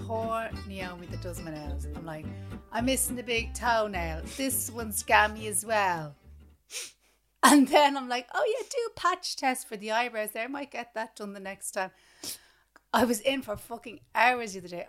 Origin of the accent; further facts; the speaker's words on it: Ireland; growing up in Ireland